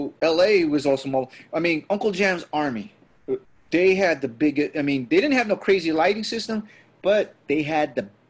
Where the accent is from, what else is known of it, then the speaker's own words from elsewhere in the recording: Philippines; But then it happens that we, for as a Filipino, that like, we're kind of in that dysphoria.